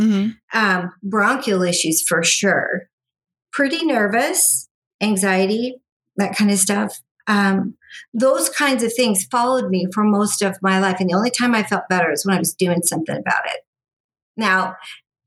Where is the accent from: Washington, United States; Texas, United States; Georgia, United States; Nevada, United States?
Nevada, United States; Las Vegas; I grew up here in Las Vegas